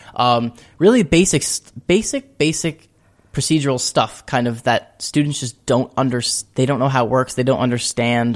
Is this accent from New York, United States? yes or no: yes; Shoreham, New York, United States; also born or lived in Albany, New York; I'm from Long Island in a small town called Shoreham.